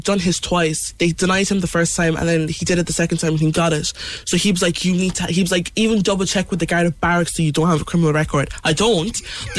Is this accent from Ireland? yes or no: yes; Mallow, Munster, Ireland; also born or lived in Benin City, Nigeria; who grew up in Mallow with all the siblings and the noisy house.